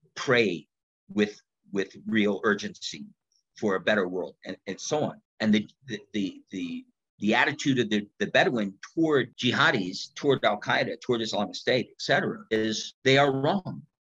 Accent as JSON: {"language": "English", "country": "United States", "said": "I'm an American in Afghanistan."}